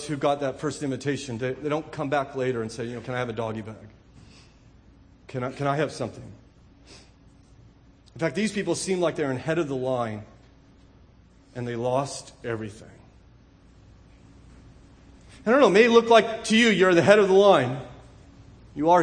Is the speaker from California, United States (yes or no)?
yes; California, United States; I'm from California